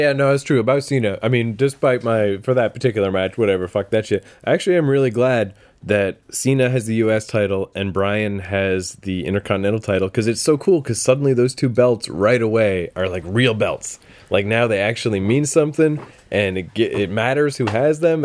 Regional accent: Canada; when I was a kid, I actually wished I had been born in America. I was like, I can't believe I'm Canadian

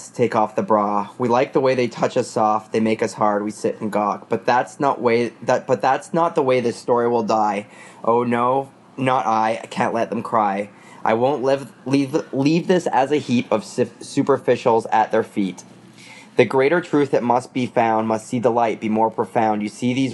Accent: Barrie, Ontario, Canada; I'm from Barrie, Ontario

